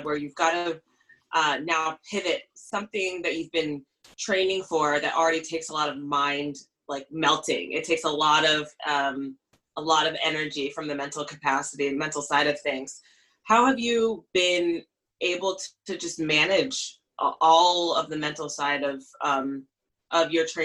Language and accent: English; New York City, New York, United States; I grew up in Queens, New York.